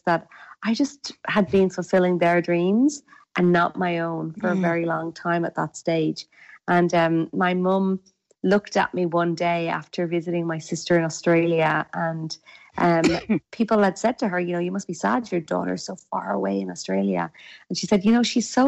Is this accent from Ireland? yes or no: yes; west coast of Ireland, Ireland; accent: Irish; I'm actually Irish, so my accent is Irish, and I'm from the west coast of Ireland.